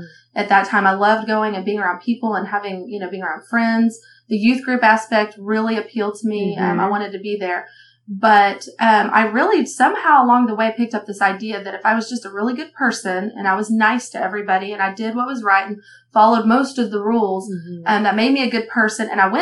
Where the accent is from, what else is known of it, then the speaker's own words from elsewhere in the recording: Texas, United States; moved away as an adult; now in Oklahoma, United States; I'm from Texas, and I'm one of three girls